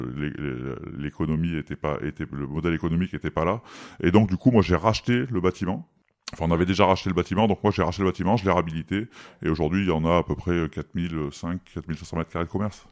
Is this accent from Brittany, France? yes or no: no; Valence, Auvergne-Rhône-Alpes, France; je suis de Valence